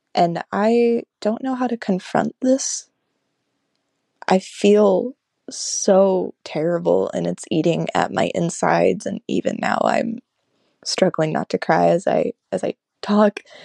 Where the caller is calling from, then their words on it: United States; I'm calling you from Washington